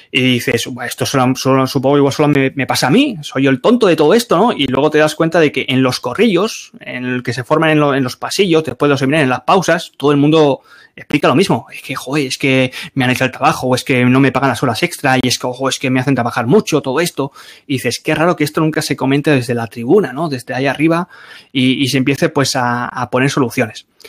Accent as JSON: {"language": "Spanish", "town": "Barcelona", "region": "Catalonia", "country": "Spain", "moved": "as an adult", "said": "soy de Barcelona"}